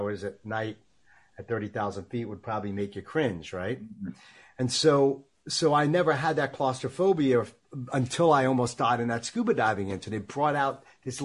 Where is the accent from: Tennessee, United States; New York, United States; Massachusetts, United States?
New York, United States; Long Island; I grew up in Long Island, New York, thus the accent